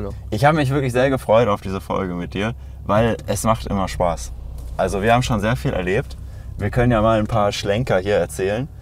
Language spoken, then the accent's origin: German; Lemgo, North Rhine-Westphalia, Germany; now in Berlin, Germany; bin jetzt in meiner Heimatstadt, in Lemgo, quasi in Lage, in Detmold